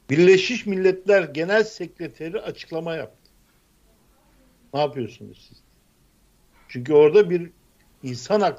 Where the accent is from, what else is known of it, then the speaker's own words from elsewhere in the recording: Black Sea Region, Turkey; ben Karadenizliyim.